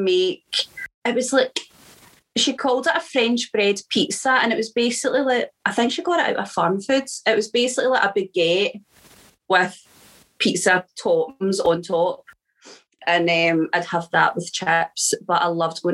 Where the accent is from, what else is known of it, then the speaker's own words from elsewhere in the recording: Glasgow, Scotland, United Kingdom; I'm from Glasgow